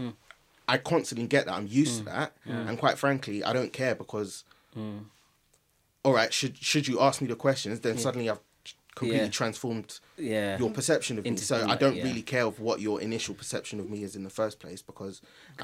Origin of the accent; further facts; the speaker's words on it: London, United Kingdom; I grew up in Northwest London